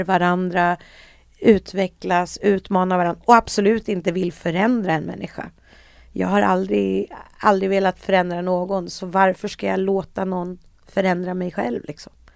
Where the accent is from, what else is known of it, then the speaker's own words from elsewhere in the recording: Sweden; jag var ju då svensk